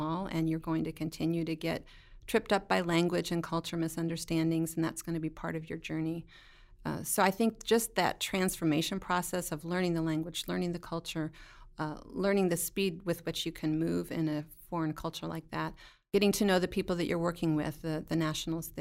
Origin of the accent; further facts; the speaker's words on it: north of Indianapolis, United States; moved away as an adult; now in Haiti; I grew up north of Indianapolis